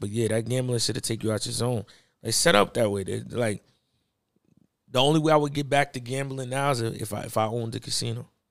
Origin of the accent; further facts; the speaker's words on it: New York, United States; I was from New York